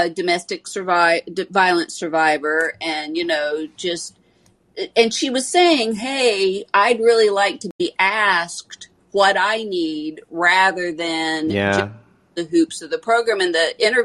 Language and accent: English; Tennessee, United States; I'm from Tennessee